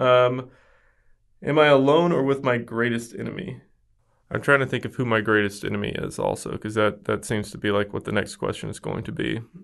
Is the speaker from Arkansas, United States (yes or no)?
yes; West Memphis, Arkansas, United States; now in Dallas, United States; I am from a small town in rural Arkansas, right outside of Memphis, Tennessee